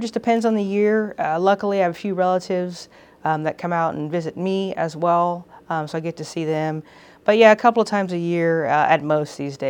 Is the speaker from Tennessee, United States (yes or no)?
no; Houston, Texas, United States; now in California, United States; I am from Houston, Texas. I grew up there. My whole family's there. And it's a wonderful place to be from.